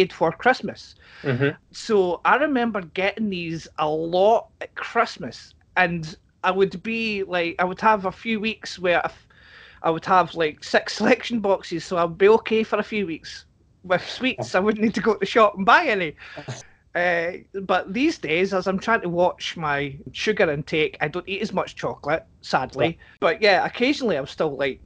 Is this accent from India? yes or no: no; Scotland, United Kingdom; also born or lived in Lanark; as a Scotsman